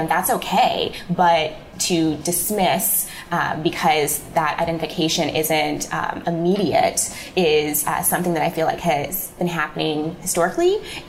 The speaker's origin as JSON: {"language": "English", "region": "Midwest", "country": "United States", "lives_now": "New York, United States", "said": "but I'm from the Midwest, and everybody told me that publishing was in New York, and so I had to get there."}